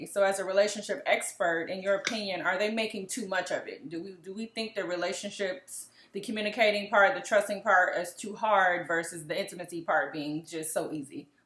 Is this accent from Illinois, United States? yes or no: yes; Chicago, Illinois, United States; I'm, I'm from Chicago